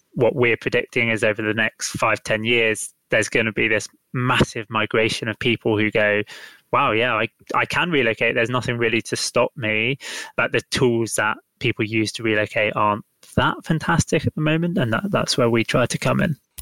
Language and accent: English; London, United Kingdom; I am from London. I am very much stuck in London right now